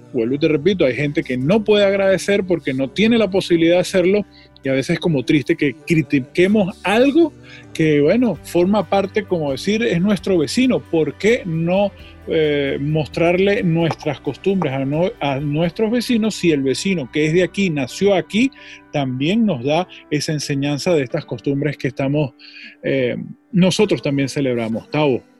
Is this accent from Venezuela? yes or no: yes; Venezuela; moved away as an adult; now in United States; uno como venezolano